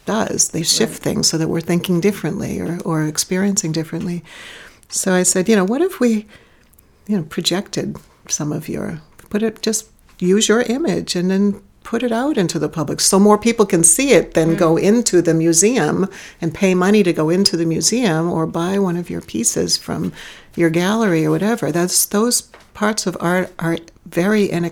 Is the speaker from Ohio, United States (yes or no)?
no; Gloucester, Massachusetts, United States; my hometown in Gloucester